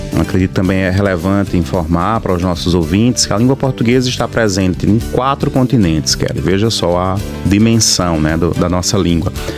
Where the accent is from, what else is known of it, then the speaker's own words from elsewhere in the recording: Campina Grande, Paraíba, Brazil; moved away as an adult; also born or lived in Ilhéus, Bahia; now in Bahia, Brazil; sou de Campina Grande, na Paraíba. Estou aqui na UESC desde o ano de 2019